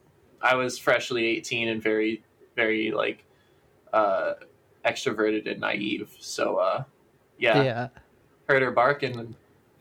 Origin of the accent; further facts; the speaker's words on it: Stuart, Florida, United States; Well, I come from a place called Stewart. Which is in Southeast Florida